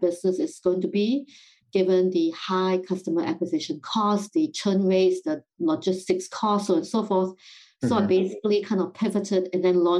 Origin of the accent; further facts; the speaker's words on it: Singapore; moved away as an adult; also born or lived in London, United Kingdom; now in United States; So I grew up in Singapore and then spent 8 years working in London.